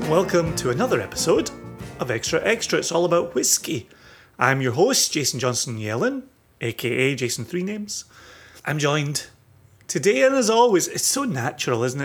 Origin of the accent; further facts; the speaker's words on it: Scotland, United Kingdom; growing up in Scotland